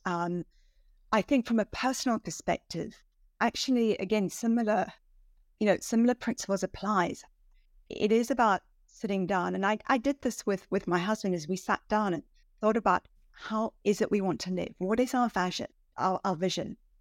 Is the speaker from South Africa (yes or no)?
yes; South Africa; moved away as an adult; also born or lived in Switzerland / Hong Kong; now in London, United Kingdom; I grew up in South Africa, um, you know, kind of southernmost tip of Africa